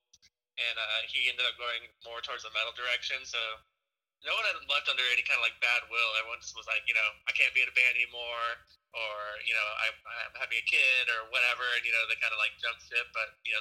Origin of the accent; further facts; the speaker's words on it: Southern California, United States; growing up in Southern California